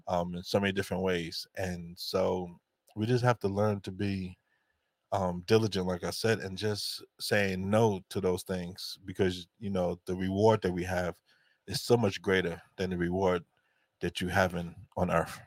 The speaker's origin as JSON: {"language": "English", "region": "New York", "country": "United States", "tie": "born or raised there", "said": "as black folks growing up in New York"}